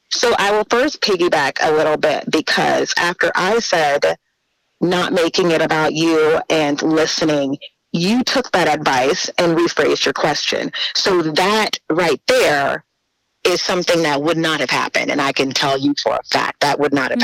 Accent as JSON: {"language": "English", "town": "New Orleans", "region": "Louisiana", "country": "United States", "tie": "born or raised there", "moved": "as an adult", "said": "I, you know, was born and raised in New Orleans."}